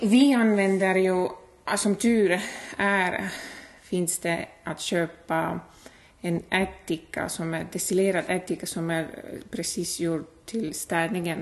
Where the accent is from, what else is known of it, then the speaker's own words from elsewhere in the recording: Estonia; Swedish is a second language; moved away as an adult; now in Hudiksvall, Sweden; jag är född och uppvuxen i Estland